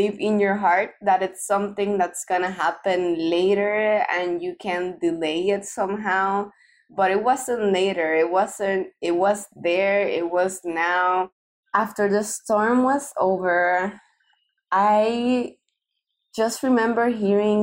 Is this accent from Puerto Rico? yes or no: yes; Puerto Rico